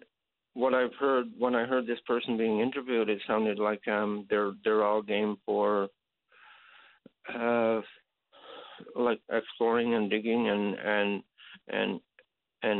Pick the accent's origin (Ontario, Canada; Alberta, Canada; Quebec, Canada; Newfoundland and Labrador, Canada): Newfoundland and Labrador, Canada; also born or lived in St. John's; I lived in Labrador now all my life. Well, with the exception of a few years in St. John's